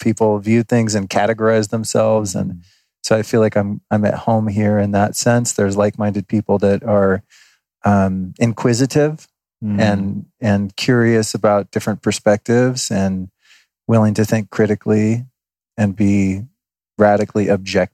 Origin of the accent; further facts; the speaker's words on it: California, United States; moved away as an adult; also born or lived in Denver, Colorado; now in Austin, United States; I feel like I'm from California. I mean, I was born in Denver, but I've lived there, you know, for the most part since I was a kid